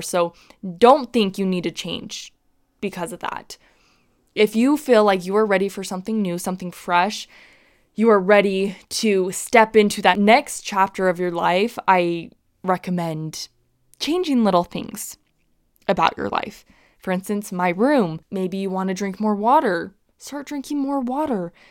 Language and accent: English; Utah, United States; growing up in Utah